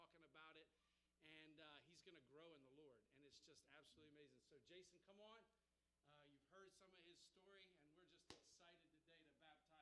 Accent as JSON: {"language": "English", "town": "Rising Sun", "country": "United States", "tie": "born or raised there", "said": "growing up in Rising Sun"}